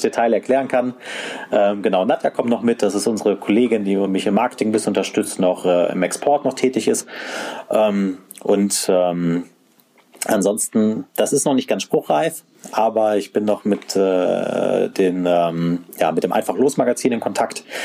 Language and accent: German; area south of Hannover, Lower Saxony, Germany; moved away; ich äh, bin ja eigentlich gebürtiger, fast schon Norddeutscher. Ich komme aus der Gegend äh, südlich von Hannover